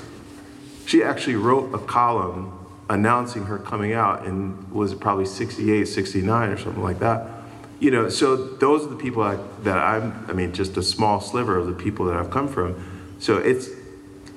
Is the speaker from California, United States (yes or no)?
no; Grand Rapids, Michigan, United States; now in New York City, United States; I grew up in Grand Rapids, Michigan, which is, white haven.